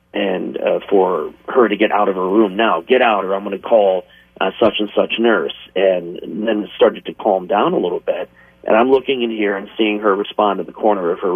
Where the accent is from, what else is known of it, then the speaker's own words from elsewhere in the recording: Pike County, Ohio, United States; I grew up in Pike County